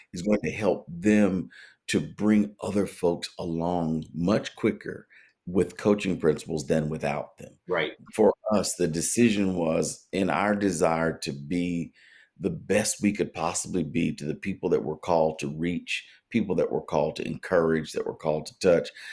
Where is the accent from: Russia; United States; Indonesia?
United States; Tennessee; moved away as an adult; also born or lived in Massachusetts; now in Norfolk, United States; we moved back to my home in Tennessee, and then here to Norfolk, Virginia